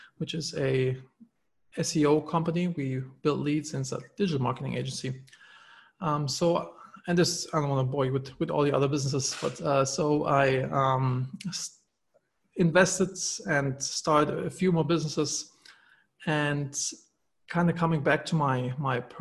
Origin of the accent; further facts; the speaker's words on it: Germany; moved away as an adult; now in United States; I'm originally from Germany